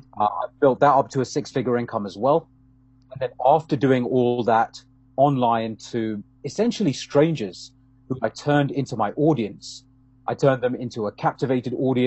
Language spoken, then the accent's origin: English; London, United Kingdom; moved away as an adult; now in Canada; I'm originally from London in the UK. Been living in Canada, around 12 odd years now